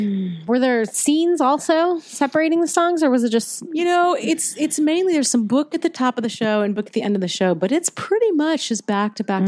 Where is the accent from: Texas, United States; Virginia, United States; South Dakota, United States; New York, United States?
Virginia, United States; I'm from I'm from the South. I'm from Virginia, and I I grew up in that culture